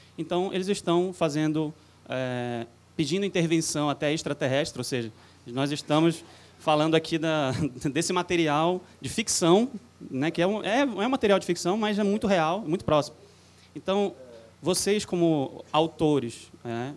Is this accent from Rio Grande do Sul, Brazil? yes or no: no; Pará, Brazil; sou do Pará